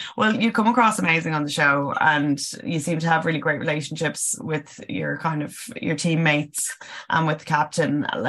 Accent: Dublin, Leinster, Ireland; I'm from Tala as well. So I was like, oh, you're a fellow Dub

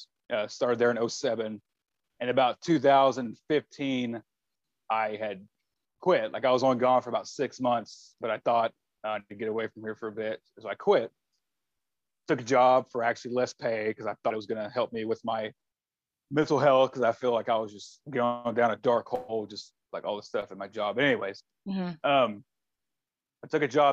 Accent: Shreveport, Louisiana, United States; I was actually born and raised in Louisiana

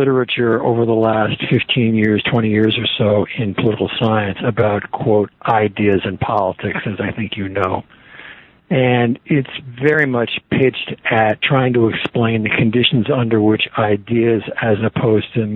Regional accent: United States; I'm an American

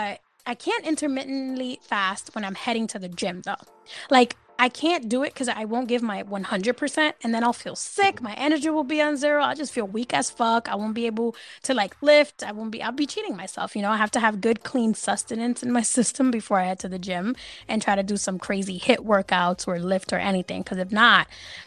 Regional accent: New York City, New York, United States; you know I'm from NYC

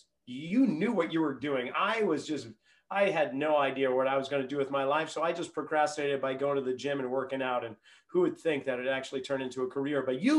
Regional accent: Reading, Massachusetts, United States; Joe and I, we grew up in Reading, Massachusetts, where two of the main thoroughfares outside of Boston intersect, maybe about a 20-minute drive into the city, one of those little suburbs.

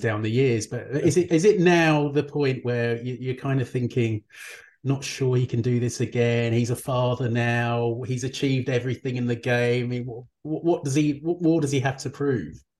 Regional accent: United Kingdom; I'm British

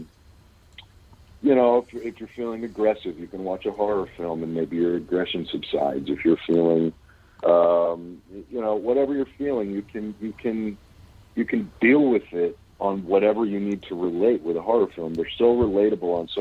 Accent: Pittsburgh, Pennsylvania, United States; also born or lived in Los Angeles; now in Kentucky, United States; Born and raised in Pittsburgh and kind of traveled the country for a lot of years. Lived in L.A. for about 15 years. And I've been in Kentucky for the past 6 years now

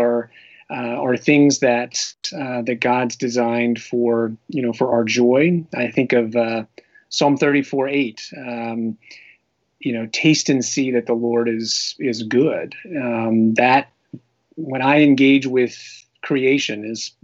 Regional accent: Pennsylvania, United States; I grew up in Pennsylvania

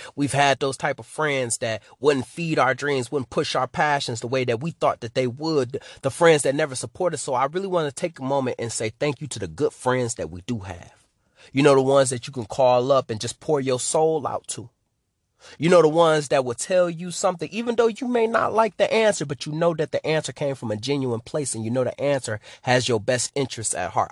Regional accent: Detroit, Michigan, United States; I'm from Detroit, Michigan.

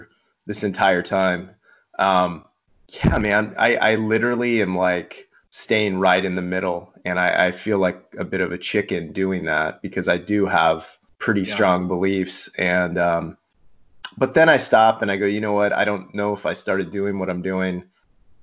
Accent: Mission Viejo, California, United States; I grew up in Mission Viejo, a Missionite, an inland kid.

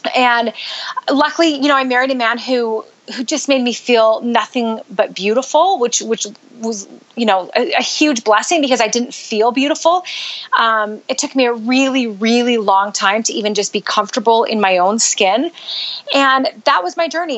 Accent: Canada; moved away as an adult; also born or lived in Utah; now in United States; I grew up in Canada

